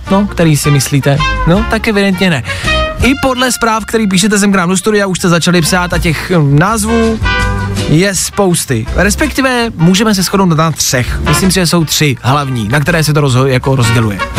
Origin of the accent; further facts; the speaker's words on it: Karlovy Vary, Karlovy Vary Region, Czechia; now in Prague, Czech Republic; No, já pocházím z Karlových varů, žiju dlouhodobě